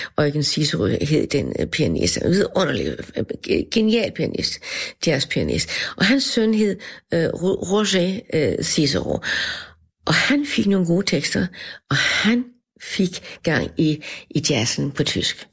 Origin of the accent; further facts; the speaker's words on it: Denmark; for mig var det et- et- et kulturschok som dansker at møde ham